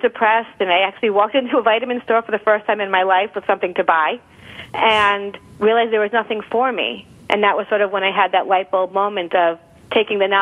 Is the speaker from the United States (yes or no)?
yes; Long Island, New York, United States; also born or lived in Michigan; I grew up in Long Island, New York